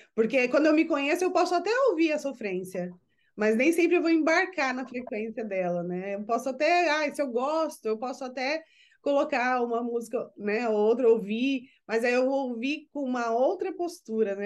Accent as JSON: {"language": "Portuguese", "country": "Brazil", "moved": "yes", "lives_now": "United States", "said": "como brasileiras que somos, eu vivendo nos Estados Unidos, Mana … vivendo no Japão"}